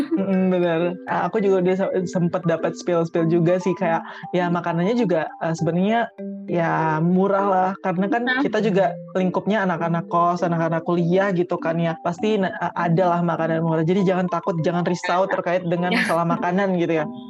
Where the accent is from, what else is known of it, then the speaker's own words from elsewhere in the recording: Bali, Indonesia; aku kan dari Bali nih jauh pokoknya anak-anak rantau